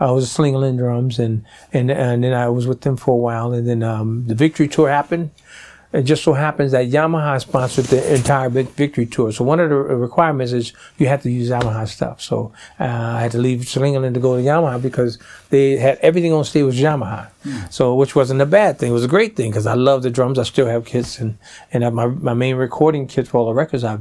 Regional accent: New Orleans, Louisiana, United States; I grew up in New Orleans

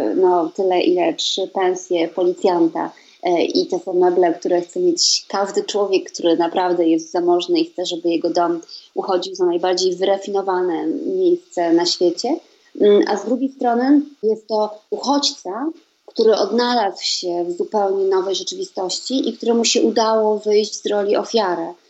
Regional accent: Poland; moved away as an adult; now in Sweden; z Polski pochodzę

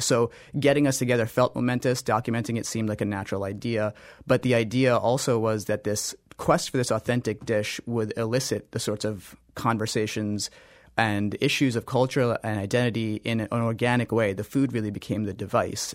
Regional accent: North India, India; I'm North Indian

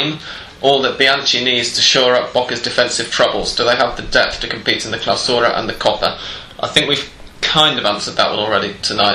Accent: near Bristol, South West England, United Kingdom; also born or lived in Gloucester; I'm from close to Bristol

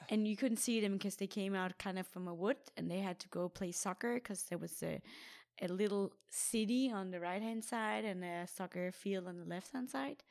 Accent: Denmark; my triathlon club in Denmark, in my hometown

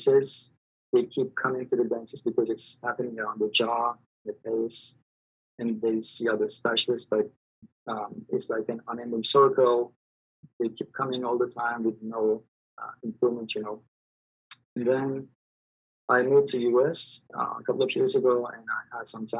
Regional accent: Turkey; moved away as an adult; I'm from Turkey. Actually, I studied dentistry in Turkey, and I practiced general dentistry for 15 years

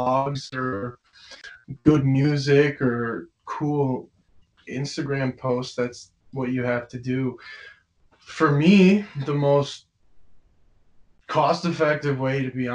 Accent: Tinley Park, Illinois, United States; I do have a lot of pride from where I'm from, and especially where I went to school, which is Tinley Park High School

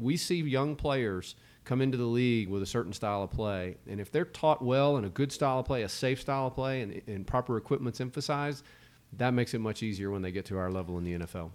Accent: Starkville, Mississippi, United States; growing up in a college town

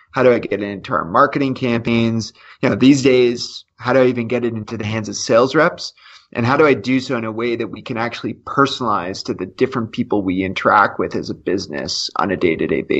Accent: Canada; as a Canadian

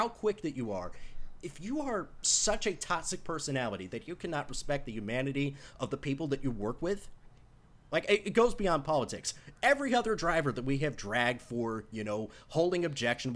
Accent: United States; as an American sports person

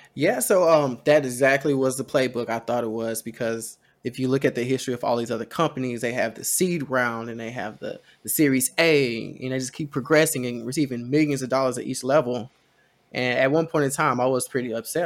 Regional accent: Texas, United States; We're Texan

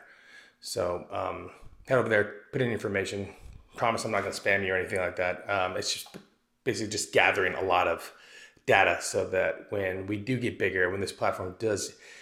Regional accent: Arizona, United States; moved away as an adult; also born or lived in East Coast, United States; I moved back to Arizona from the East Coast, where I was in the United States Army for about 8 or 9 years

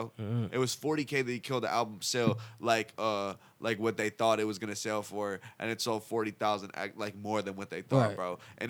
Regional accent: Cleveland, Ohio, United States; I was born in Cleveland

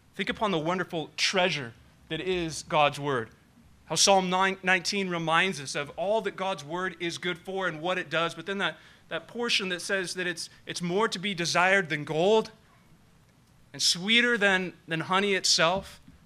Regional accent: Nevada County, California, United States; Growing up in Nevada County

